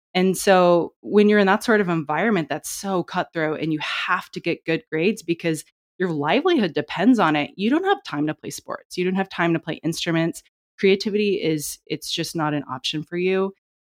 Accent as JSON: {"language": "English", "country": "China", "tie": "born or raised there", "said": "growing up in China because English was always the first language spoken in our home. And reading and writing Chinese was extremely difficult for me."}